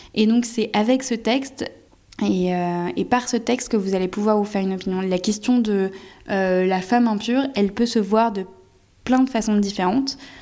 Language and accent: French; France; Je suis française